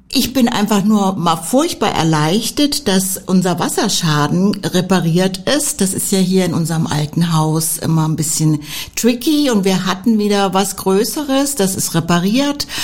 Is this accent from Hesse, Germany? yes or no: yes; Northern Hesse, Germany; also born or lived in Tübingen; now in Stuttgart, Germany; zu Hause war ich in Nordhessen